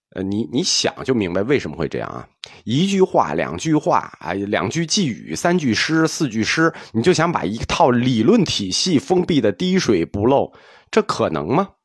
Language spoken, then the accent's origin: Chinese; China; 我们中国人